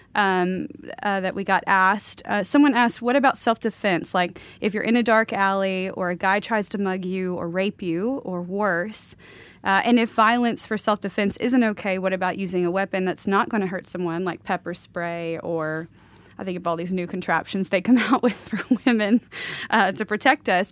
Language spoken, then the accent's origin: English; the South, United States; now in Pacific Northwest, United States; all these people I knew growing up in the South